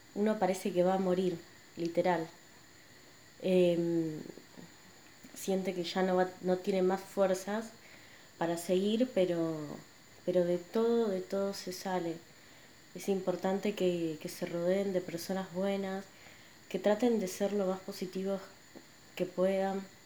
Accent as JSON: {"language": "Spanish", "region": "Buenos Aires", "country": "Argentina", "tie": "born or raised there", "said": "nací y crecí acá en Buenos Aires"}